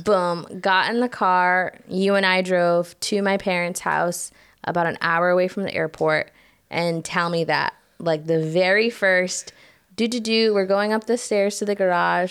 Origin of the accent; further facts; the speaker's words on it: United States; moved away as an adult; now in Croatia; I am American